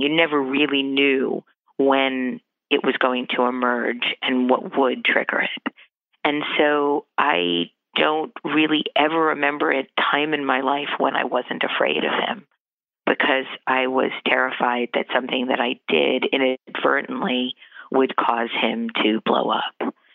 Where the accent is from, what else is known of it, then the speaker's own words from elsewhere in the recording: New York City, New York, United States; also born or lived in Howard Beach, Queens; I'm a native New Yorker. I was born in Brooklyn in 1961